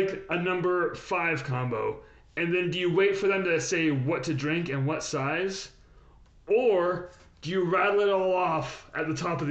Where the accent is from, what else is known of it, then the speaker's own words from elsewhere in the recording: Utah, United States; I'm from Utah.